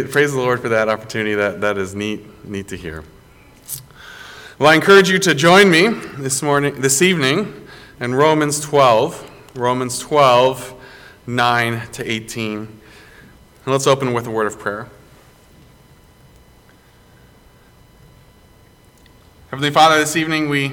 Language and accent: English; South Carolina, United States; moved away; I grew up down in general Tar Heel country, growing up in South Carolina